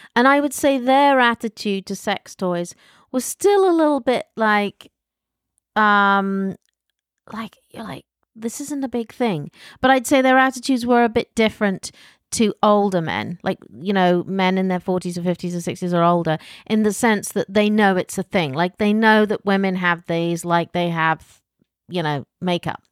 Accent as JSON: {"language": "English", "country": "United Kingdom", "moved": "yes", "said": "as a Brit"}